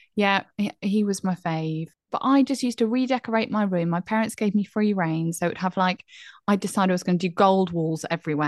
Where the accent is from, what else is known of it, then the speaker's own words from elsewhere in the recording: Bromsgrove, West Midlands, United Kingdom; moved away; I was born in Bromsgrove